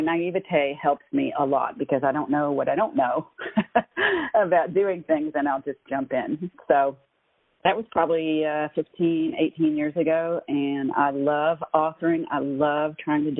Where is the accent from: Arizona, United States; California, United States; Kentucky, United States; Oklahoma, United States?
Kentucky, United States; Eastern; growing up in Eastern Kentucky, as I did